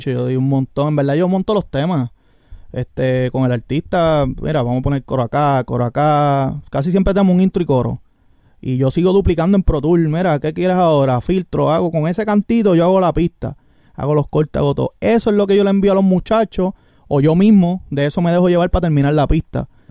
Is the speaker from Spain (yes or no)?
no; Orocovis, Puerto Rico; Yo soy de Orocovi